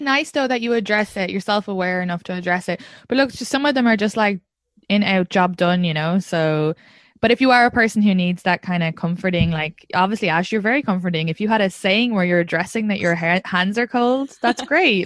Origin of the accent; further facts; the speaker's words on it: Ireland; now in New York, United States; I'm from Ireland